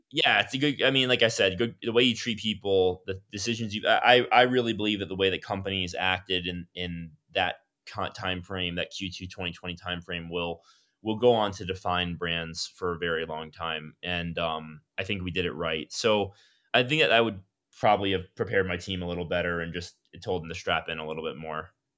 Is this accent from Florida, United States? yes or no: yes; Miami, Florida, United States; I'm from South Florida, from Miami